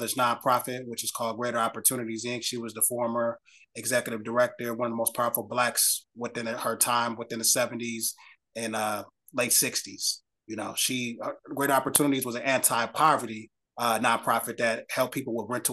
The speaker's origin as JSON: {"language": "English", "town": "Minneapolis", "region": "Minnesota", "country": "United States", "tie": "born or raised there", "moved": "yes", "lives_now": "Des Moines, United States", "said": "I grew up, I was born and raised in Minneapolis, Minnesota, but I've always been back and forth to Des Moines, Iowa, between Minnesota and Des Moines, Iowa, since I was a kid"}